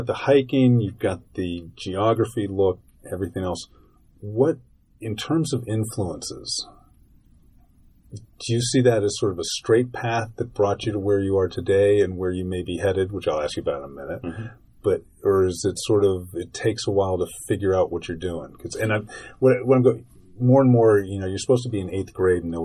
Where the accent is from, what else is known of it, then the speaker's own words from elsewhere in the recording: Pittsburgh, Pennsylvania, United States; I grew up in Pittsburgh